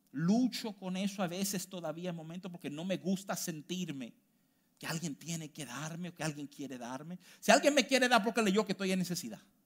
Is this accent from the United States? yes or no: yes; United States; moved away; yo me crié en los Estados Unidos